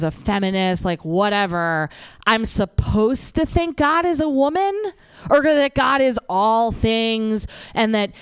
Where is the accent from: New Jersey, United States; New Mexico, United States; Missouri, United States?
New Jersey, United States; I am from New Jersey.